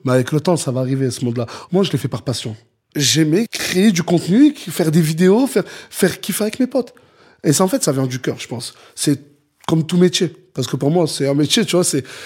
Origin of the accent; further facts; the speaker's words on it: Perpignan, Occitania, France; je suis de Perpignan, c'est la ville la plus au sud de France